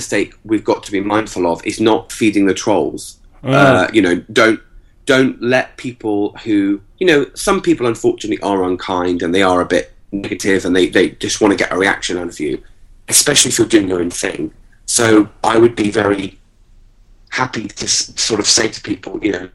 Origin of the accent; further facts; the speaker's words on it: England, United Kingdom; also born or lived in Virginia Beach, United States; we grew up in England until the age of about 10, then lived in America for 2 years in Virginia Beach